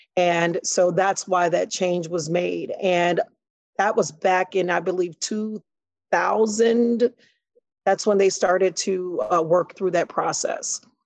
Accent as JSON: {"language": "English", "town": "Chicago", "region": "Illinois", "country": "United States", "tie": "born or raised there", "said": "I grew up on the west side of Chicago."}